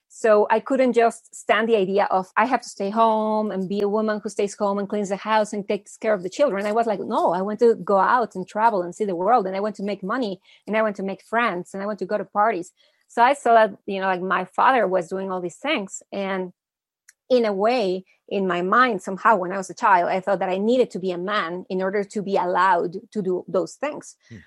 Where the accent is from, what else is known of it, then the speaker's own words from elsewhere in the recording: Mexico City, Mexico; also born or lived in United States; I was born in the States, but I've been living in Mexico since I was a little kid. My hmm. parents are Mexican.